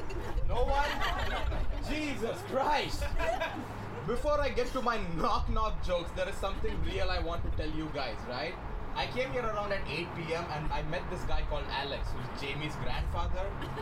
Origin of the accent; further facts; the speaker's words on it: India; moved away as an adult; now in Toronto, Canada; yes, I am from India.